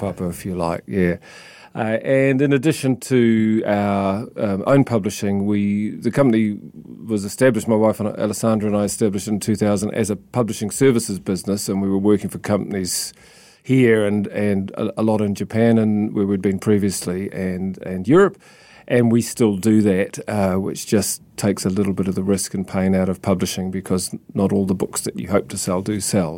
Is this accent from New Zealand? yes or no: yes; South Island, New Zealand; moved away as an adult; also born or lived in Christchurch / Sydney / London / Tokyo; growing up in the South Island